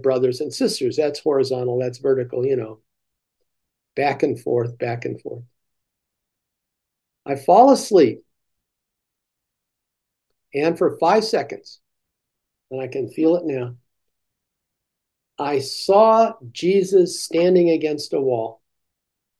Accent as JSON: {"language": "English", "country": "United States", "said": "as American Christians"}